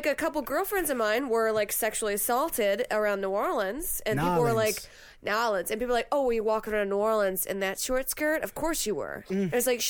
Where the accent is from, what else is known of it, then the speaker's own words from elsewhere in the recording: Saudi Arabia; now in Louisiana, United States; I was born and raised in Saudi Arabia